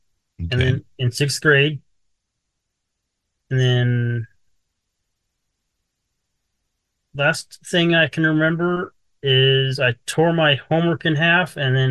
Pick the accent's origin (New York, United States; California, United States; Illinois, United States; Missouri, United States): California, United States; Lucerne Valley; also born or lived in San Diego, California; We moved to Lucerne Valley